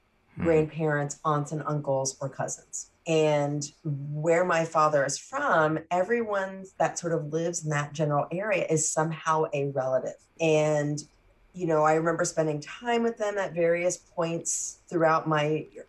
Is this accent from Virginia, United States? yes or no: yes; Newport News, Virginia, United States; also born or lived in Philippines; these blips in my mind of being in the Philippines, but I was also very young. But we grew up, and growing up in Virginia